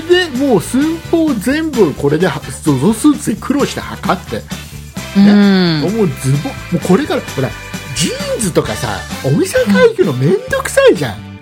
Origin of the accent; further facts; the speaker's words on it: Kisarazu, Chiba, Japan; うちの地元木更津の総合高校